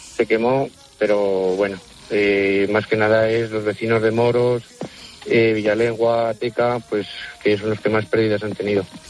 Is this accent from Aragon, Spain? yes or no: yes; Cubel, Aragon, Spain; nosotros somos de Cubel